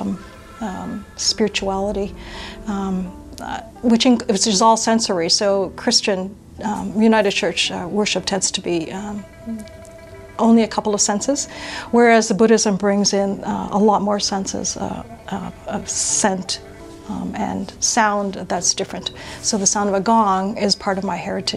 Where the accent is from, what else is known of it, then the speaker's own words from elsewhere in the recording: Canada; I can speak from my own experience as Japanese Canadian